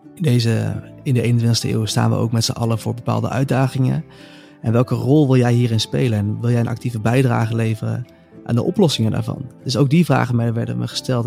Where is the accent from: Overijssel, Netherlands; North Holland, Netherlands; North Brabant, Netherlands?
North Brabant, Netherlands; moved away as an adult; also born or lived in Amsterdam; kwam ik weer thuis in Brabant, in het kleine dorpje waar ik vandaan kwam